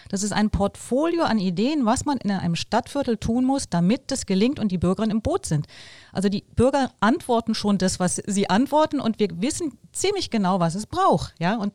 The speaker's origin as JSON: {"language": "German", "town": "Bonn", "region": "North Rhine-Westphalia", "country": "Germany", "said": "da können wir als Bonner stolz sein, dass die da vorangehen und wir müssen unseren Teil beitragen."}